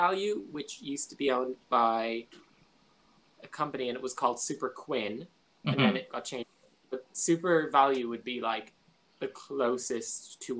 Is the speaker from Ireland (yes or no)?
yes; Ireland; I'm Irish